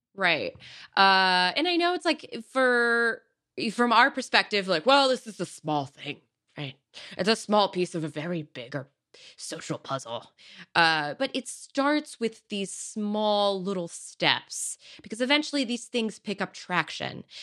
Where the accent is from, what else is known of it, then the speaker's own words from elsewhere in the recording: Silicon Valley, California, United States; growing up in Silicon Valley